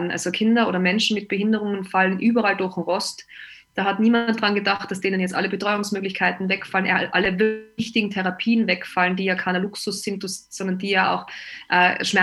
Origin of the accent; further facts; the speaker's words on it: Austria; Ich bin aus Österreich und äh, bei uns gab es dann natürlich auch den Lockdown